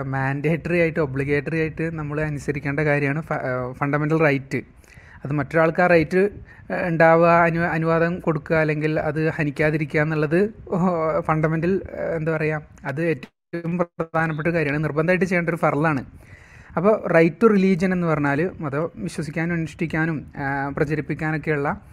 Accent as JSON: {"language": "Malayalam", "town": "Thrissur", "region": "Kerala", "country": "India", "said": "ഞാൻ തൃശ്ശൂർക്കാരനാണ്"}